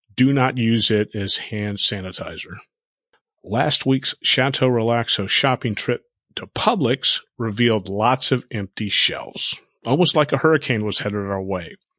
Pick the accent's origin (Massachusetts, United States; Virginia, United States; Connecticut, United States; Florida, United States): Florida, United States; South; moved away; also born or lived in Texas; growing up in South Florida and living there a couple different times